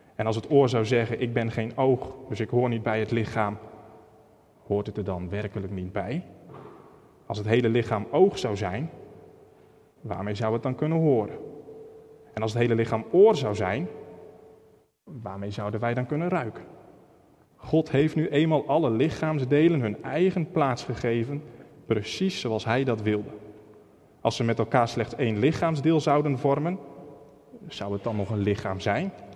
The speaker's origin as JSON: {"language": "Dutch", "country": "Netherlands", "tie": "born or raised there", "said": "Ik ben opgegroeid in Holland"}